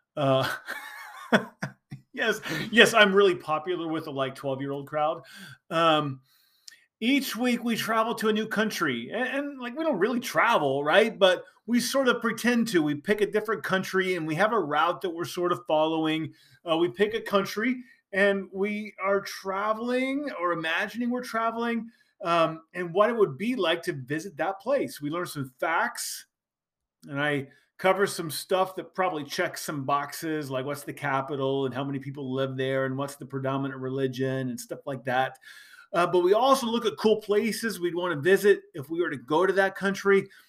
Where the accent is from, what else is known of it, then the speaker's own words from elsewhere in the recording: Indiana, United States; I was born in Indiana